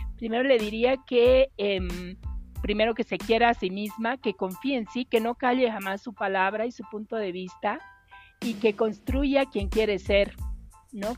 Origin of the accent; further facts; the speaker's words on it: Bolivia; para mí particularmente como boliviana